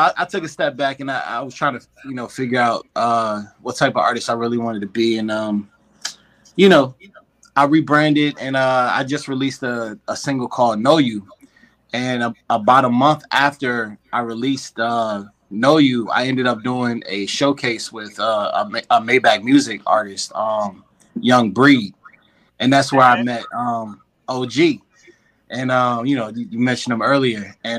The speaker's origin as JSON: {"language": "English", "town": "Richmond", "region": "Virginia", "country": "United States", "tie": "born or raised there", "also_born_or_lived": "Germany", "said": "Well, of course, you know … What's good, world? I'm from Richmond, Virginia. I'm actually a military brat. I was born in Germany, and I moved all over the place and everything."}